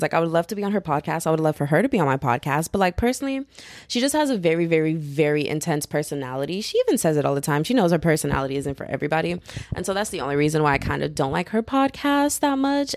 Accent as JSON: {"language": "English", "region": "Texas", "country": "United States", "said": "I'm from Texas. I'm a Texas girl"}